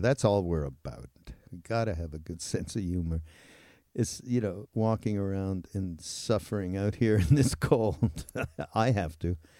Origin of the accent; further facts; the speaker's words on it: Montreal, Quebec, Canada; moved away; I'm from Montreal